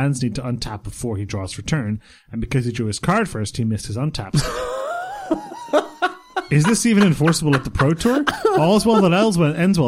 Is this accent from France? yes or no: no; Bray, Leinster, Ireland; the nightclub that we had in my hometown in Bray